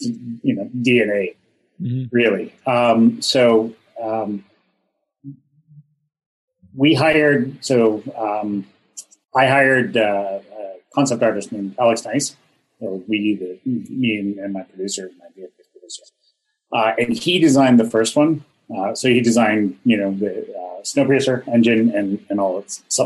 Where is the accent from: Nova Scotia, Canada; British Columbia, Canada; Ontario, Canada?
Ontario, Canada; I'm from Ontario, which gets very cold in the winter.